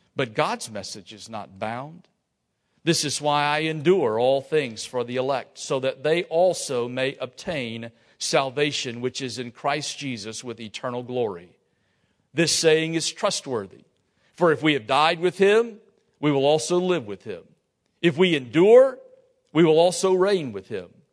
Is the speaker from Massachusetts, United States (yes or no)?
no; Lafayette, Louisiana, United States; I'm from Lafayette